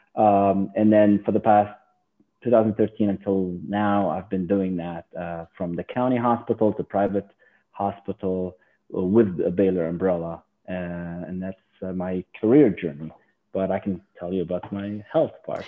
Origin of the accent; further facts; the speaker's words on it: Lebanon; moved away as an adult; now in United States; I was born and raised in Lebanon